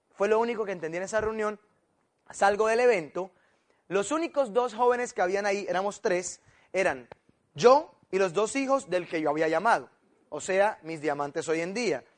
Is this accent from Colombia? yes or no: yes; Colombia